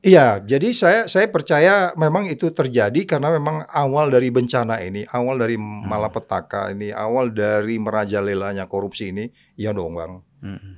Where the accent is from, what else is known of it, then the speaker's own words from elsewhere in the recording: Pematangsiantar, North Sumatra, Indonesia; also born or lived in Simalungun; Aku lahirnya kan di Siantar